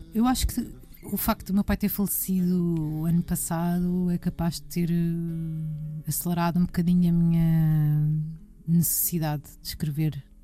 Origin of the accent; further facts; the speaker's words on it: Portugal; nos falta a nós como portugueses